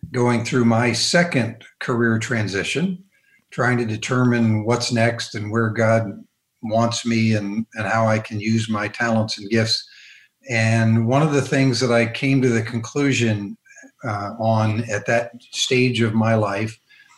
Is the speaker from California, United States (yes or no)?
yes; Southern California, United States; moved away as an adult; now in Georgia, United States; Originally from Southern California, came from a very small family with only 12 children.